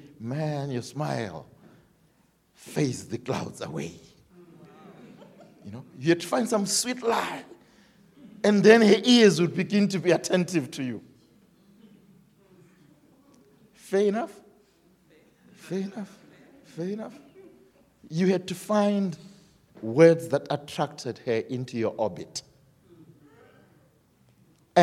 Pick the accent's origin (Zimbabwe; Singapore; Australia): Zimbabwe; we are from Zimbabwe